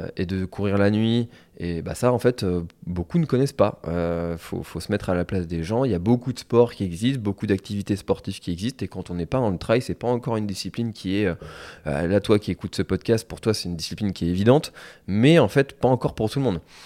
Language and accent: French; Telgruc-sur-Mer, Brittany, France; je suis originaire de Telgruc, donc qui est une des communes de la presqu'île de Crozon.